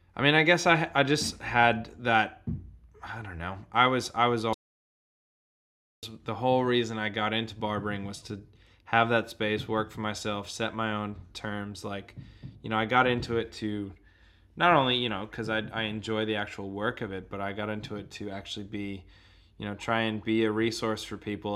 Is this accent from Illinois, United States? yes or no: no; Boston, Massachusetts, United States; also born or lived in Sunshine Coast, Australia; now in Australia; I originally hail from the shores of Boston on the east coast